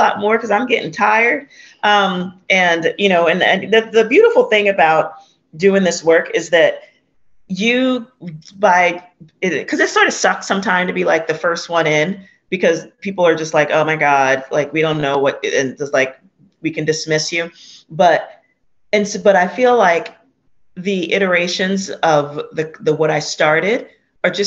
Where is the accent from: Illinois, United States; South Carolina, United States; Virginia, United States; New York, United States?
New York, United States; New York City; I was born and raised in Hunts Point